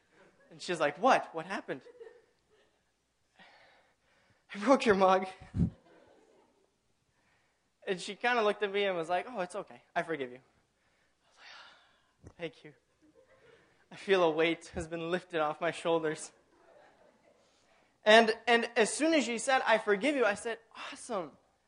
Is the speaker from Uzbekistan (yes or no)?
no; Tanzania; now in United States; I grew up in Tanzania on Lake Tanganyika, and we had the most glorious sunsets.